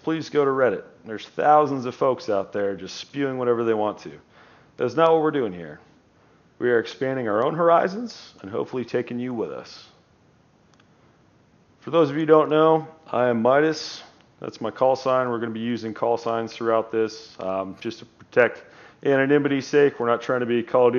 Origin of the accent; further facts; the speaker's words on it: United States; we are American